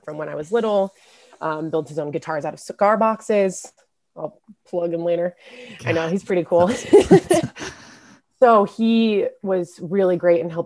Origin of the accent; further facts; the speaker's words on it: Lawrence, Kansas, United States; moved away as an adult; also born or lived in San Francisco, California / Indiana; right now I'm in Lawrence, Kansas, my hometown, in my high school bedroom at my dad's apartment